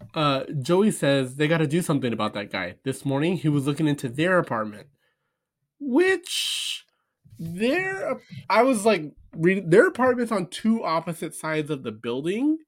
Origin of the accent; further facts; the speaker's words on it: Southern California, United States; we're from Southern California